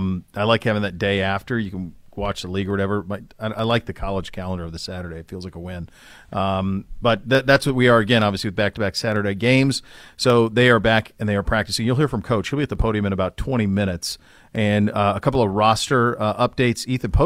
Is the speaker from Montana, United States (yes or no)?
yes; Great Falls, Montana, United States; And so there is like near where I grew up near Great Falls, the air temp is minus 39 air temp, not wind chill, air temp.